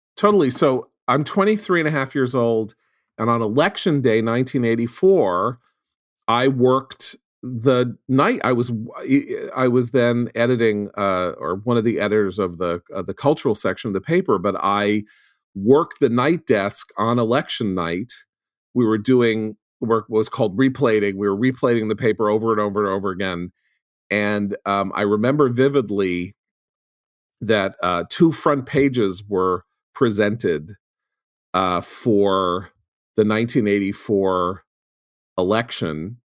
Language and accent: English; New York City, New York, United States; I grew up on the Upper West Side of Manhattan. I went to a New York City private school